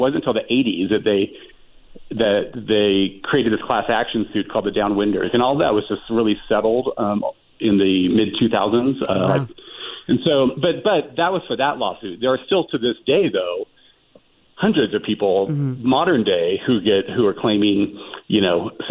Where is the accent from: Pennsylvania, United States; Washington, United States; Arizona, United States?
Washington, United States; Richland; now in Palm Springs, United States; my own very mysterious upbringing in my hometown of in Eastern Washington State. It's Richland, Washington